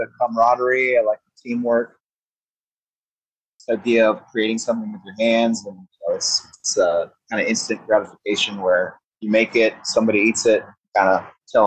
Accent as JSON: {"language": "English", "town": "Austin", "region": "Texas", "country": "United States", "tie": "born or raised there", "also_born_or_lived": "San Francisco", "said": "I was born and raised in Austin"}